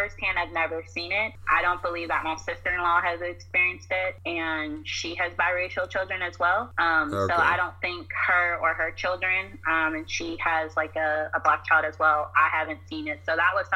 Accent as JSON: {"language": "English", "region": "North Carolina", "country": "United States", "also_born_or_lived": "Pittsburgh, Pennsylvania", "moved": "yes", "lives_now": "Virginia, United States", "said": "I'm originally from North Carolina"}